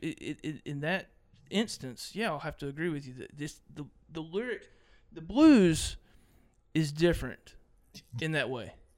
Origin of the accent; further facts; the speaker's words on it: Mississippi, United States; I'm from Mississippi